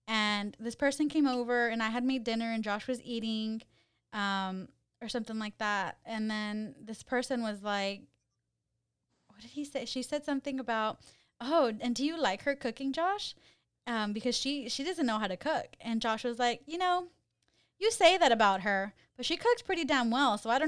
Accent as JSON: {"language": "English", "region": "California", "country": "United States", "said": "I just feel insulted because I'm from the Valley."}